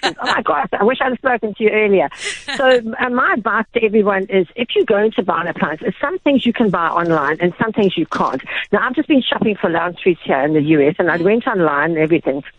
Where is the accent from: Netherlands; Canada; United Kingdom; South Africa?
South Africa; Durban, KwaZulu-Natal; i grew up in Durban